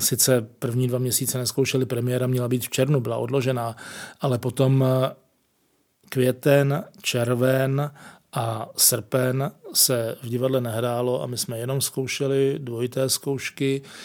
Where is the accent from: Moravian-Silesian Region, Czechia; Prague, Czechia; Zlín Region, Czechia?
Prague, Czechia; Jsem, jsem z Prahy